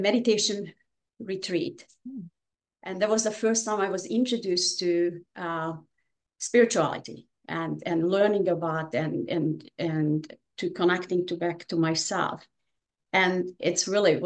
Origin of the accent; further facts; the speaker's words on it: Hungary; English is a second language; moved away as an adult; now in United States; I was born in Hungary.